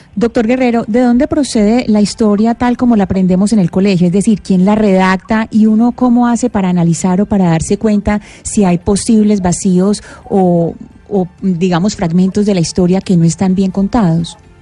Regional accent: Colombia; los colombianos

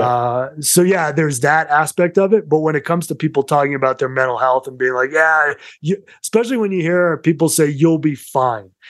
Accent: Somerset, Massachusetts, United States; accent: Massachusetts; moved away as an adult; also born or lived in New York City; now in Colorado, United States; I grew up in Somerset

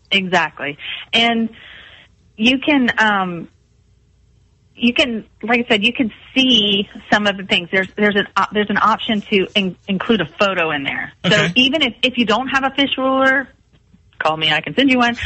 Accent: Mount Pleasant, South Carolina, United States; also born or lived in Columbia, South Carolina; I grew up here in Mount Pleasant

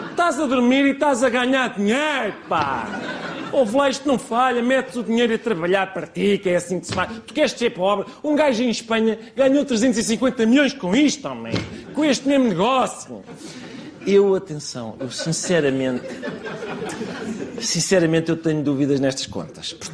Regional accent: Colombia; now in Portugal; Sou um católico, venho da Colômbia, é pá, eu vou para Lisboa, não me vou calar enquanto não baixarem as rendas em Odivelas

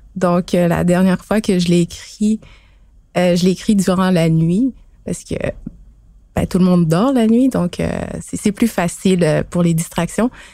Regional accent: Pessamit, Quebec, Canada; moved away as an adult; now in Montreal, Canada; de Pessamit sur la côte nord. Je suis à Montréal depuis euh, quelques années

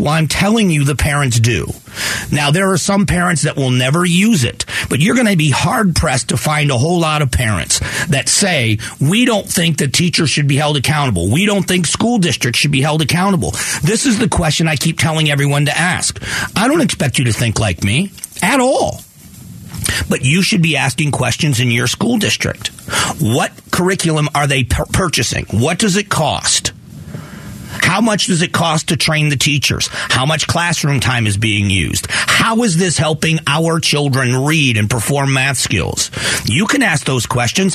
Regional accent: Southwest Florida, United States; moved away as an adult; now in Phoenix, United States; I grew up in Southwest Florida, and then I moved here 28 years ago into the into Phoenix

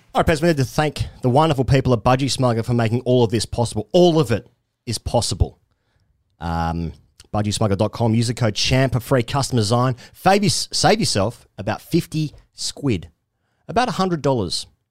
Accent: Australia; as an Australian fan

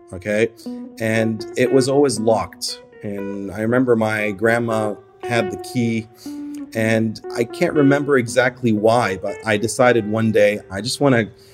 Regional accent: Egypt; now in New Zealand; So I currently live in New Zealand. I've been living there for the past almost 10 years now. And I work as a doctor, as an urgent care physician. But I was born in Egypt.

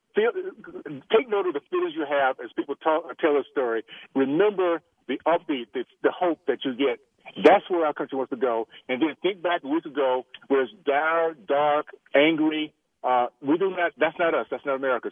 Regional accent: Tallahassee, Florida, United States; moved away; the values I grew up with in Tallahassee

